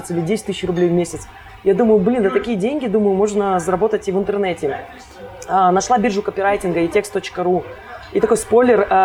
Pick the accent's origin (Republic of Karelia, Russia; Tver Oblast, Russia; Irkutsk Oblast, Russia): Republic of Karelia, Russia; Kostomuksha; born there; now in Saint Petersburg, Russia; А, я родилась в маленьком городочке под названием Костомукша. Этому городу всего в районе 35 лет.